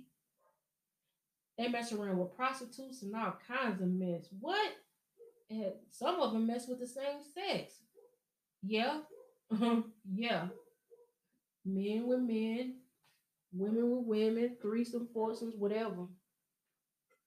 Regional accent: Show Me State, Missouri, United States; I'm from Show Me State

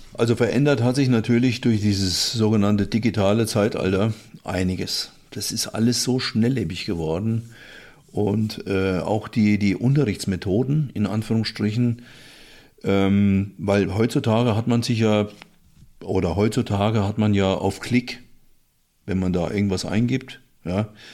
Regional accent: Willingshausen, Hesse, Germany; moved away; also born or lived in Frankfurt am Main; Willingshausen, ist die Großgemeinde Zeller, heißt der Ort, wo ich herkomme

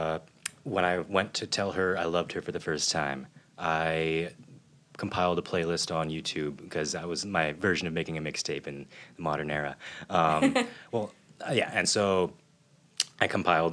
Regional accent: London, Ontario, Canada; now in Toronto, Canada; Born and raised in London, Ontario

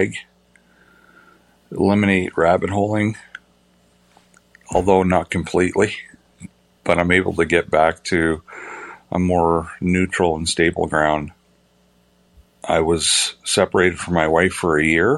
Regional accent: Denver, Colorado, United States; I'm from Denver, Colorado.

